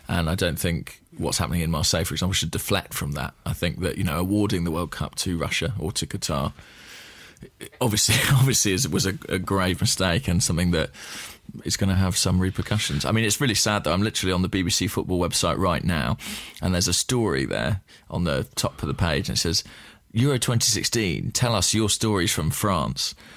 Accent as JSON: {"language": "English", "region": "England", "country": "United Kingdom", "said": "as an Englishman"}